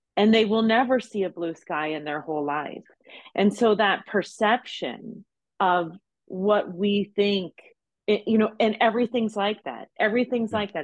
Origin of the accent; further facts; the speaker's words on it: Ohio, United States; now in Las Vegas, United States; I'm from Ohio.